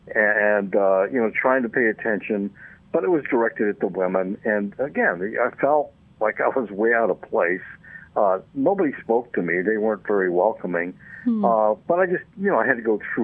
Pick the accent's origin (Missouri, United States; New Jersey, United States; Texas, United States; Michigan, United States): Michigan, United States; also born or lived in Upper Peninsula, Michigan; now in Lake Linden, United States; I'm originally from Michigan, downstate, but I spent a lot of time in what they call the UP